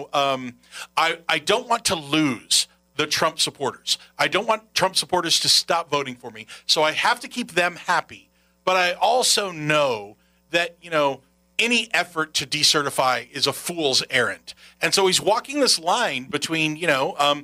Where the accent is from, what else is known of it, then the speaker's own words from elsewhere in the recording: Texas, United States; now in La Crosse, United States; I'm from Texas